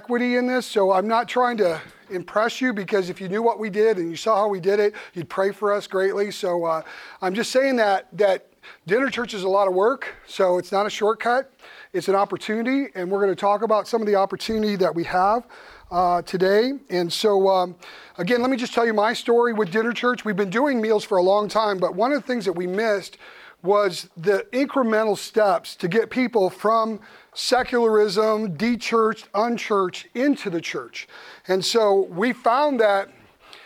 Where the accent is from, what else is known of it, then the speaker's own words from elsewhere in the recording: United States; me being an American pastor